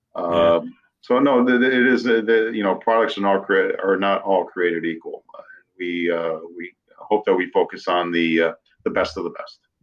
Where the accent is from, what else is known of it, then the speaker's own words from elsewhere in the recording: New England, United States; moved away as an adult; also born or lived in western United States; I grew up in New England, lived out west for 15 years after